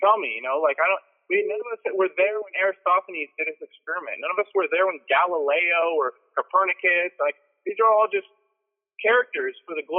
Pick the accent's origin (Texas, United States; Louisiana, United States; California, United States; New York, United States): California, United States; Orange County; I'm from Orange County, California